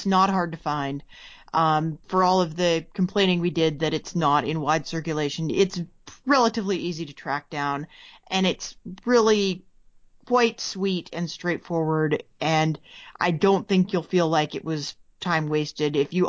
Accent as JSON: {"language": "English", "region": "Montana", "country": "United States", "said": "I was from Montana."}